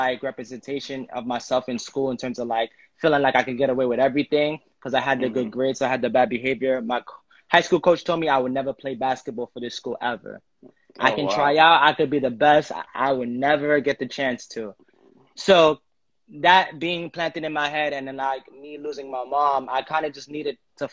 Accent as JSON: {"language": "English", "town": "New York City", "region": "New York", "country": "United States", "tie": "born or raised there", "also_born_or_lived": "Bushwick / Ridgewood / Bed-Stuy / Haiti (ancestry)", "said": "I'm born and raised in Brooklyn"}